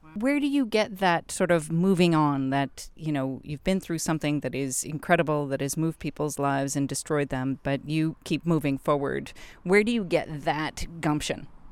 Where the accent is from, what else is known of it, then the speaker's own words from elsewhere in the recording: United States; as an American